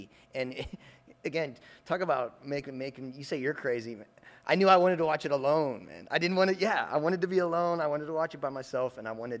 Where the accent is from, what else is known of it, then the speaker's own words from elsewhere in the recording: St. Louis, Missouri, United States; now in New Orleans, United States; Sean and I grew up in St. Louis